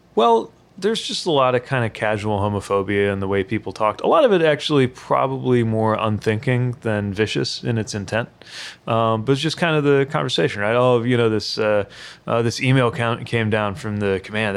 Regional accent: South Bend, Indiana, United States; I'm a proud son of South Bend, Indiana

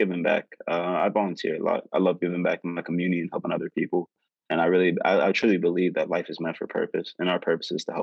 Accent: Pittsburgh, Pennsylvania, United States; I'm from Pittsburgh, Pennsylvania, born and raised.

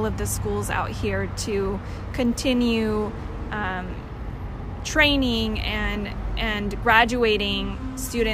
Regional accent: Stanislaus County, California, United States; I grew up in Stanislaus County

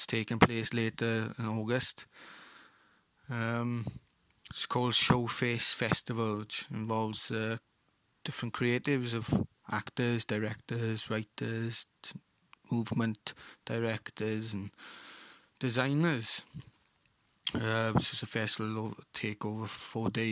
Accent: Rhondda Valleys, Wales, United Kingdom; I'm an actor from the Rhondda Valleys.

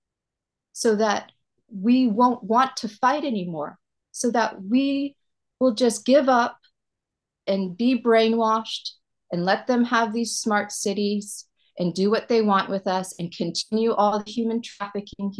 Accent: California, United States; now in Maui, United States; I was raised in California

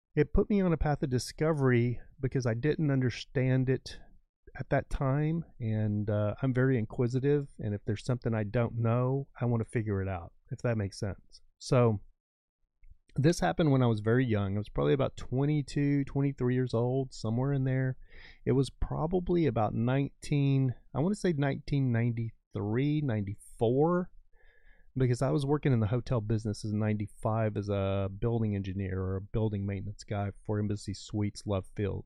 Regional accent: West Texas, United States; moved away; also born or lived in Southern California; I grew up in West Texas, like, my dad was a farrier, rancher kind of thing

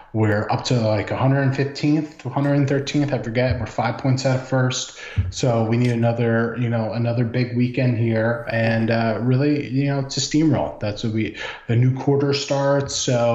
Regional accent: Trumbull, Connecticut, United States; born or raised there

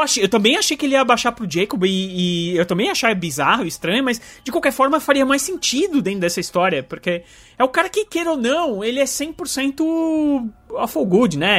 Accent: Brazil; eu sou brasileiro

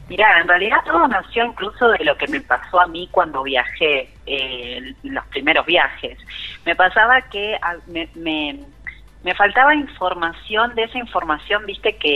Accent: Buenos Aires, Argentina; also born or lived in Salta; yo soy porteña y vine en marzo por 10 días. Eh, y bueno, nunca, nunca más volví, así que acá sigo en Salta.

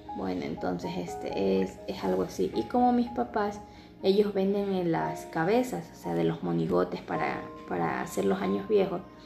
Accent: Ecuador; aquí en mi país

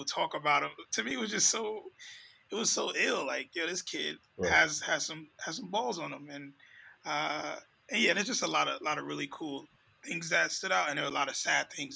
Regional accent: New York, United States; growing up in New York in those times

